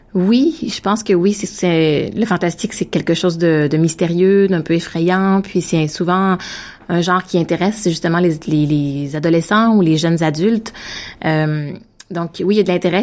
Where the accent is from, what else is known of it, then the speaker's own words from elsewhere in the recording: Victoriaville, Quebec, Canada; now in Ottawa, Canada; En fait, j'habite à Ottawa, mais je suis née à Victoriaville, une petite ville qui est située entre euh, entre Québec et Montréal au Québec.